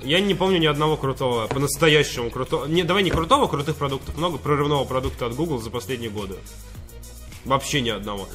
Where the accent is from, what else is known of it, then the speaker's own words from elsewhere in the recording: Moscow, Russia; мы, холеные москвичи